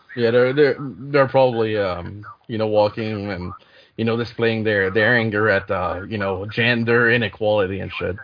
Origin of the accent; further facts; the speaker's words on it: Canada; English is a second language; I'm I'm French Canadian